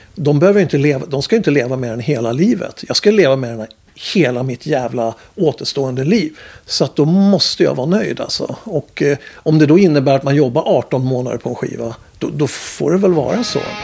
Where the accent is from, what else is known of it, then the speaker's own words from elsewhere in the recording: Upplands Väsby, Stockholm County, Sweden; jag är, från Väsby